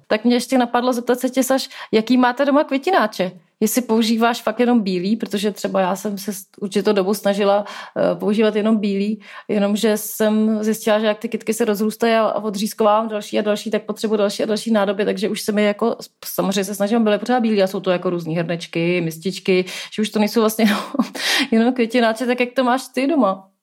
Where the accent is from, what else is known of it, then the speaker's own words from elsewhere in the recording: Prague, Czechia; jsem prostě Pražák